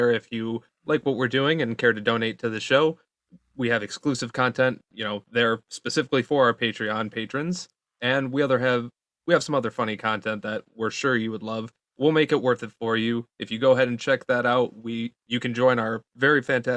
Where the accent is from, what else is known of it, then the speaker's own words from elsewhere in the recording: Detroit, Michigan, United States; Growing up in Detroit